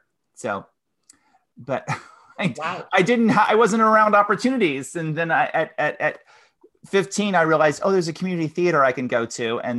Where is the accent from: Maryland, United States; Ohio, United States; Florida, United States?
Ohio, United States; Grove City; moved away; also born or lived in Eastern Kentucky; I'm from Ohio. I'm from near Columbus in a suburb called Grove City.